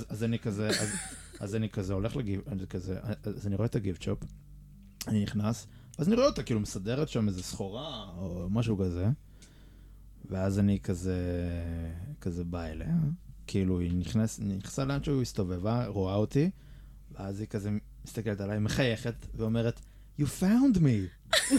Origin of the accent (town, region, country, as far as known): Israel